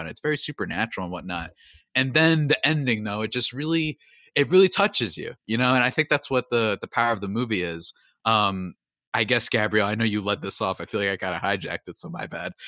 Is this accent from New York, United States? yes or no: no; New Jersey, United States; I'm from New Jersey